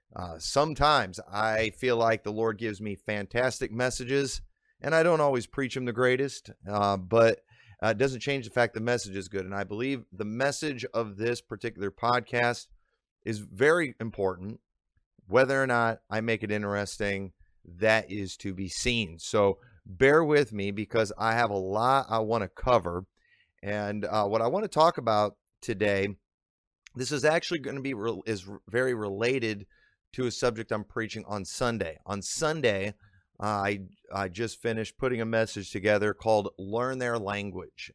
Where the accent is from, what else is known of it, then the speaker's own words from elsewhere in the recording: Illinois, United States; accent: northern; Illinois; I've lived in Illinois my whole life, I've picked up on the accent